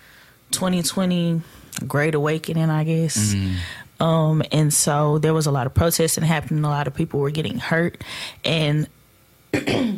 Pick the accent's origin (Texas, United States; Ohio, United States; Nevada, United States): Texas, United States; Fort Worth; I'm from Fort Worth. Yeah. I grew up in the project